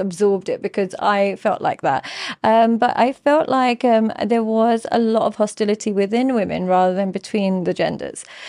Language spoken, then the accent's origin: English; London, United Kingdom; now in Dubai, United Arab Emirates; growing up in London and in the U K